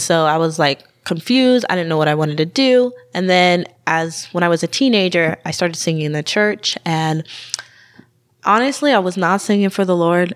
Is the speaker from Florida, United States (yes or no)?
no; Tucson, Arizona, United States; now in Eugene, United States; I'm from Tucson, Arizona